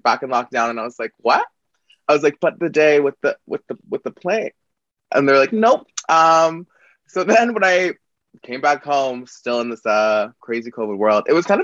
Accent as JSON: {"language": "English", "town": "Calgary", "region": "Alberta", "country": "Canada", "said": "I'm from Canada, but I'm from this province called Alberta, specifically Calgary."}